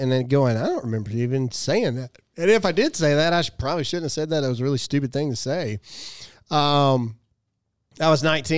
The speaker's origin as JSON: {"language": "English", "region": "Mississippi", "country": "United States", "said": "I'm from Mississippi"}